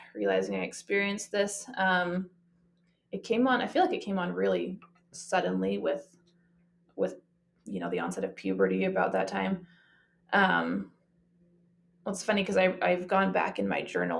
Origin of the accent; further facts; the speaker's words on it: Canada; moved away as an adult; now in Utah, United States; I'm from Canada, lived here in Utah for the last 10 years